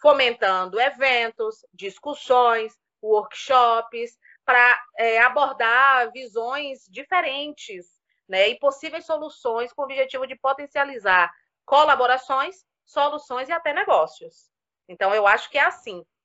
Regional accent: Cachoeira, Bahia, Brazil; moved away as an adult; now in Campinas, Brazil; Então, eu sou baiana, assim, do recôncavo da Bahia, da cidade de Cachoeira, pertinho de Salvador. Vivi a vida inteira lá, me formei, né, ganhei experiência profissional, andei bastante, né, por aquela região da Bahia, do Nordeste. E vim para cá porque casei.

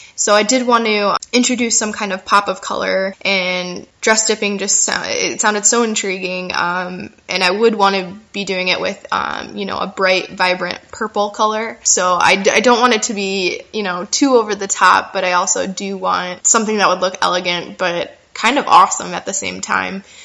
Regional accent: United States; moved away as an adult; also born or lived in Chicago; now in France; I'm currently here in France. I'm an American, actually, but I will be moving Um, back to Chicago in April

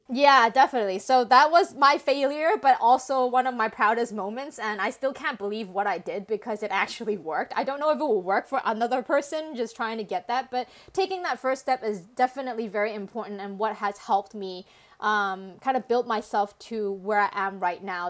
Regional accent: Canada; English is a second language; now in Hong Kong; my family decided to immigrate to Canada, where I spent most of my childhood

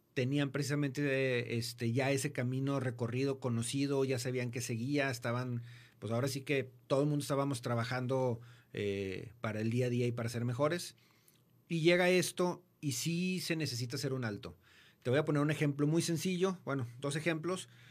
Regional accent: Mexico; como buenos mexicanos

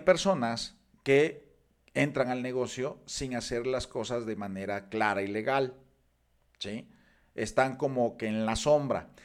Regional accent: Mexico; nosotros como mexicanos

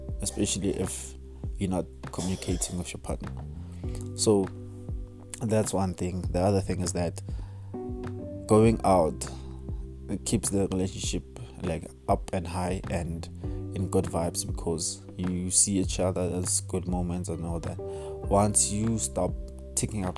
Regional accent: South Africa; as a South African

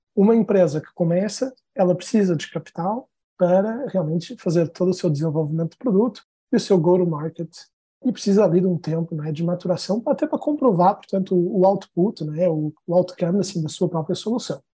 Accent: Portugal; moved away as an adult; also born or lived in São Paulo, Brazil / New York, United States; now in Brazil; eu sou português, eu estou no Brasil há uns 10 anos

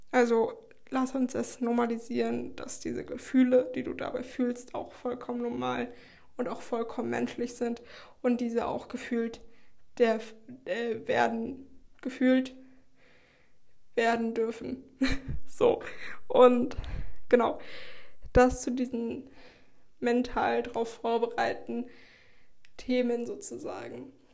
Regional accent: Schleswig-Holstein, Germany; moved away as an adult; now in Heidelberg, Germany; ich komme ja aus Schleswig-Holstein

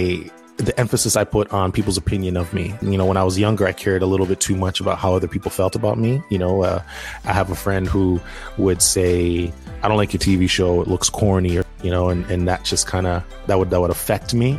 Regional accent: Toronto, Ontario, Canada; growing up in Toronto

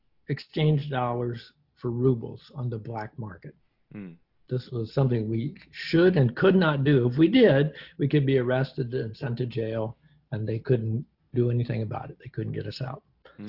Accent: United States; But as an American wishing to go to the Eastern Bloc in the 1980s, it wasn't easy.

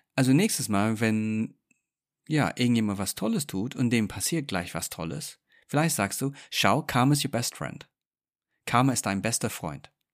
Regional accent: England, United Kingdom; moved away; ich bin gebürtiger Engländer. Und wir Engländer

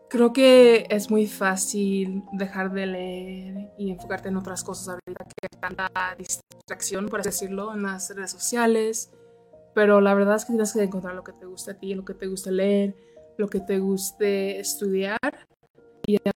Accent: Texas, United States; also born or lived in Mexico City, Mexico / Los Angeles, United States; soy una mujer americana mexicana y crecí en Texas y en la Ciudad de México.

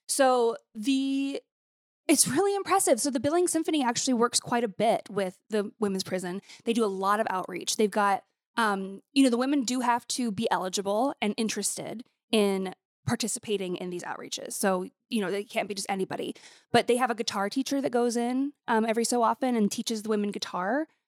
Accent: Montana, United States; moved away; I grew up in Montana

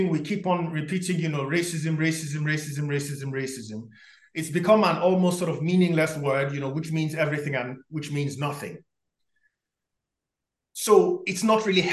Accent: Nigeria; also born or lived in Poland; now in United Kingdom; I grew up in Nigeria

